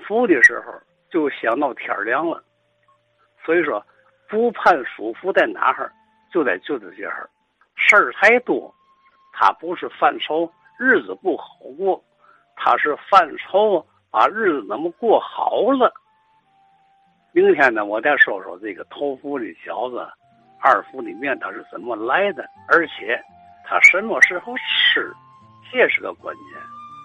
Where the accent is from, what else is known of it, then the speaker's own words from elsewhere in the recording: Tianjin, China; 咱们天津人这个心情是嘛呢